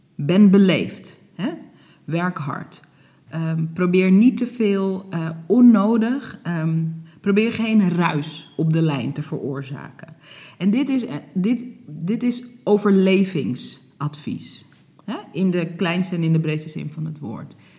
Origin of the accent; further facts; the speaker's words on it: Netherlands; also born or lived in Hoorn; ik ben geboren in Nederland, eh, maar mijn ouders die kwamen in de jaren zeventig vanuit Suriname naar Nederland